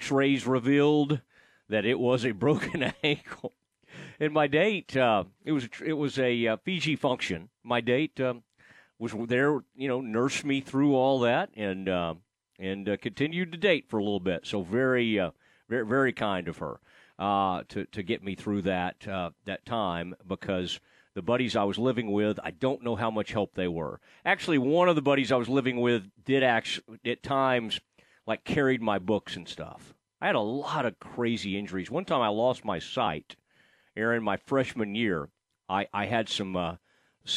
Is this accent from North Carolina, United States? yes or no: no; Kaufman, Texas, United States; my hometown of Kaufman, Texas